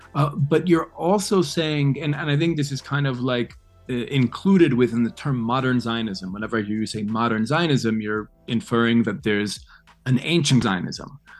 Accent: New York City, New York, United States; growing up in New York City

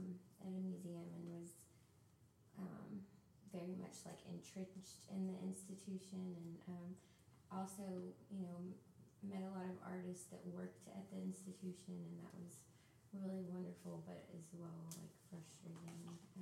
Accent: Memphis, Tennessee, United States; also, and I'm from Memphis

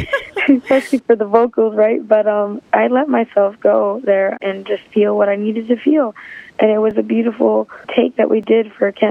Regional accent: Chicago, Illinois, United States; my hometown of Chicago

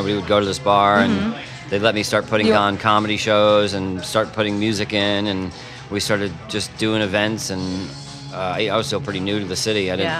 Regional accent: Long Island, New York, United States; now in New York City, United States; I'm from Long Island.

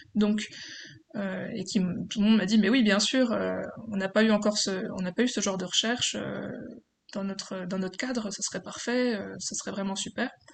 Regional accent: Besançon, Bourgogne-Franche-Comté, France; je viens de Besançon en Franche-Comté.

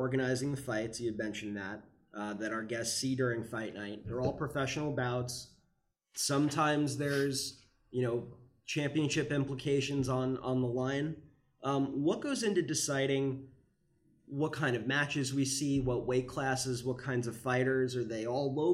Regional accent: New York, United States; I'm from New York

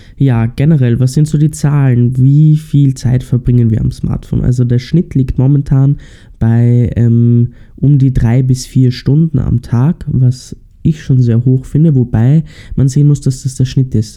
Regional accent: Austria; bei uns in Österreich

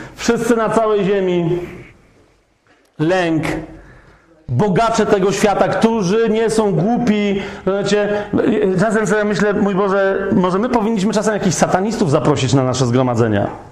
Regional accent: Kraków, Lesser Poland, Poland; ja jestem z Krakowa.

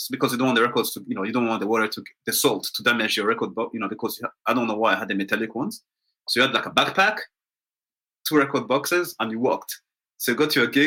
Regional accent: Kenya; also born or lived in Rwanda; I was born in Rwanda, which is a small country in Central Africa. But when I was eight, I mean, I was born in 1979, and when I was eight, we moved to Kenya.

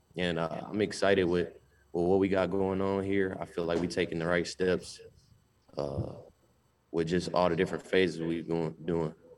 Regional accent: Albany, Georgia, United States; moved away as an adult; now in Akron, United States; I'm from Albany, Georgia, 13 hours away from here

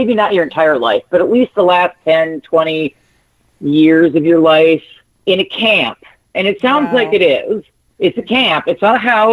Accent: Minnesota, United States; I'm from Minnesota. I have an accent.

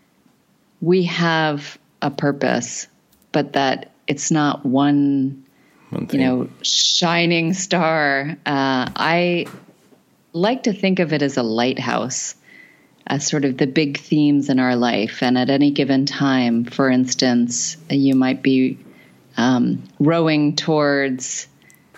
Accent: Arizona, United States; I grew up in Arizona

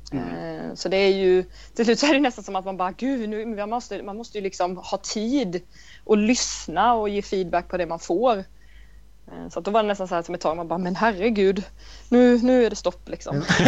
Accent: Vetlanda, Jönköping County, Sweden; jag är från Vetlanda i Småland.

